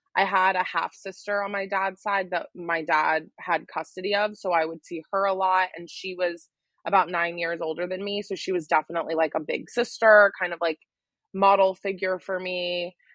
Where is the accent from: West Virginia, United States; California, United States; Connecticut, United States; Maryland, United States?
West Virginia, United States; Wheeling; also born or lived in Charleston, West Virginia; I was born in Wheeling, West Virginia